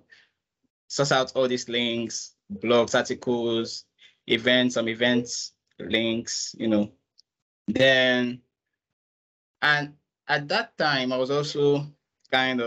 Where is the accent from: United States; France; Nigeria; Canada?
Nigeria; I'm a Nigerian.